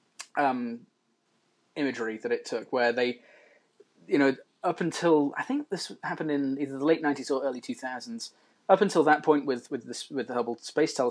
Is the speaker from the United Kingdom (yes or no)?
yes; Birmingham, West Midlands, United Kingdom; I grew up in Moseley in Birmingham